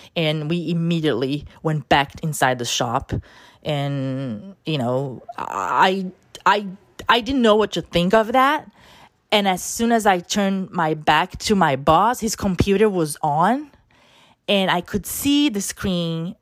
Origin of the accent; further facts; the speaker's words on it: Brazil; first language Portuguese; English is a second language; moved away as an adult; now in New York, United States; I was born in Brazil and my first language is Portuguese